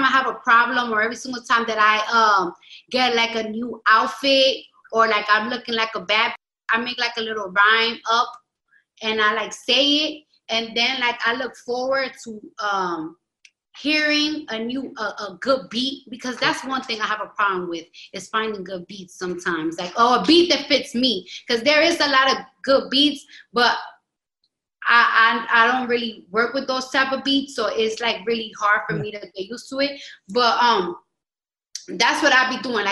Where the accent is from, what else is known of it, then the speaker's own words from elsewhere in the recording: New York City, New York, United States; I'm from the Bronx